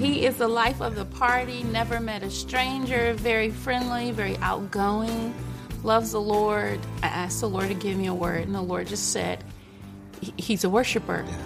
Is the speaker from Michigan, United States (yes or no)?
yes; Detroit, Michigan, United States; I was born in Detroit, Michigan. I was a ward of the court. I was raised by my great aunt and my great uncle